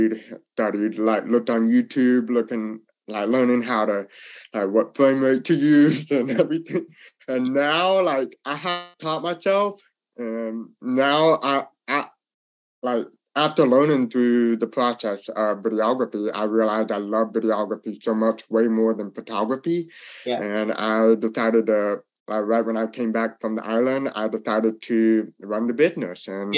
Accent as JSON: {"language": "English", "town": "Louisville", "region": "Kentucky", "country": "United States", "tie": "born or raised there", "also_born_or_lived": "Texas", "lives_now": "Atlanta, United States", "said": "Yeah, so I am from Louisville, Kentucky, born there, and then I moved all around in the U.S., lived in Texas, now I am living in Atlanta, Georgia."}